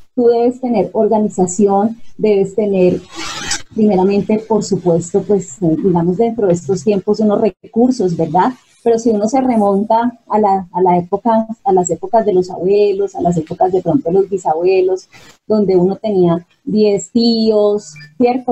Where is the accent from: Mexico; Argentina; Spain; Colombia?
Colombia; Bogotá; yo soy bogotana, pero sí con sangre santanderiana